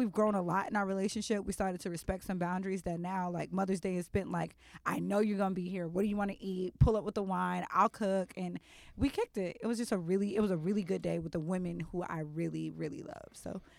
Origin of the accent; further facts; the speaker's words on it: Dayton, Ohio, United States; I'm from South Dayton.